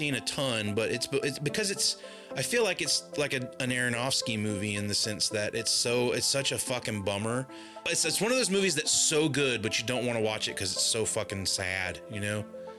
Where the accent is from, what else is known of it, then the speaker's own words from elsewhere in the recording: the South, United States; I am from the South.